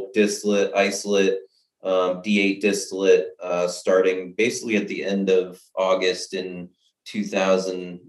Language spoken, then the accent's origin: English; Maine, United States; moved away as an adult; now in Sterling, United States; I'm originally from Maine